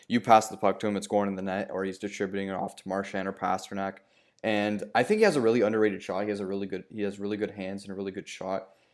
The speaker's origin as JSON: {"language": "English", "town": "Toronto", "region": "Ontario", "country": "Canada", "tie": "born or raised there", "said": "my hometown team, the Toronto Maple Leafs"}